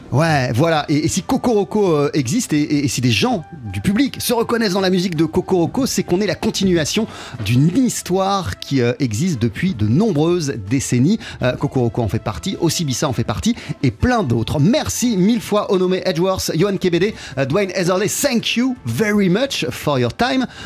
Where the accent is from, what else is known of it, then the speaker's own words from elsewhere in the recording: London, United Kingdom; Et en fait, euh, bah on fait de la musique qui, est, londonienne parce que on vient de Londres